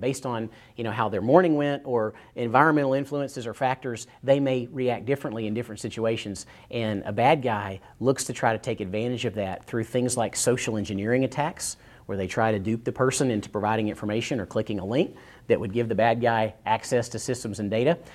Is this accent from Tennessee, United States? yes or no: yes; East Tennessee, United States; I grew up in East Tennessee